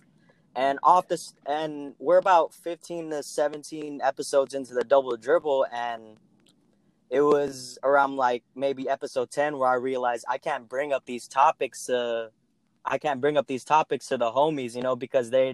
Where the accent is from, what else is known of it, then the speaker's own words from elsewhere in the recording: California, United States; growing up in California